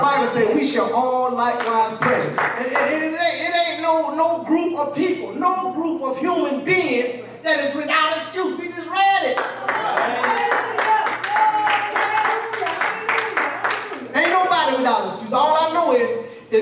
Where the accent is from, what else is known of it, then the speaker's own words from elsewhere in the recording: Columbia, South Carolina, United States; I'm from the hood. I'm from Ridgewood. Yeah, Columbia, South Carolina. I'm from the hood